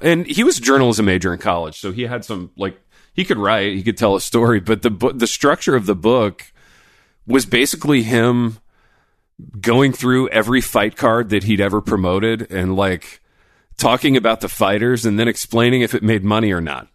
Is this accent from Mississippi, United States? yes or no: no; Indiana, United States; moved away; I grew up in Indiana